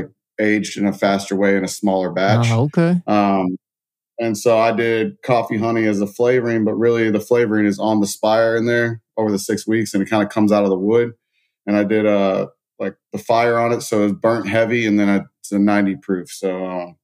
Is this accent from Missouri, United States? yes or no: yes; Wildwood, Missouri, United States; I'm from Wildwood, Missouri. I did sports my entire life growing up